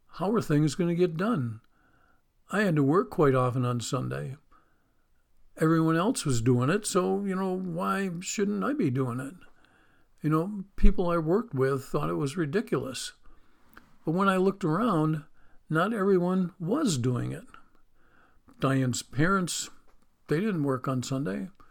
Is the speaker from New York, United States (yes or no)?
yes; Western New York, United States; moved away; I grew up in Western New York, near the Pennsylvania border on Lake Erie.